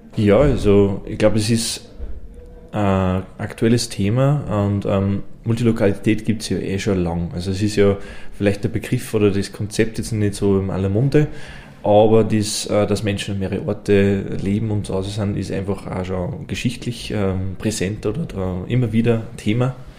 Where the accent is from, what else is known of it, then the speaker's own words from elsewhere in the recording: Innviertel, Upper Austria, Austria; bei uns im Innviertel